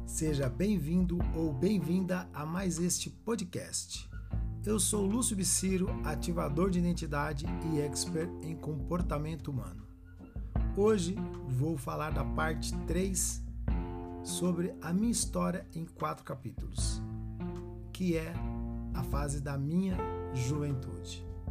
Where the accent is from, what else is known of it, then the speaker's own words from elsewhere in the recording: Carapicuíba, São Paulo, Brazil; also born or lived in Novo Osasco, Osasco, São Paulo; Quando mudamos de Novo Osasco para Carapicuíba, entre 79 e 1980, a nossa primeira casa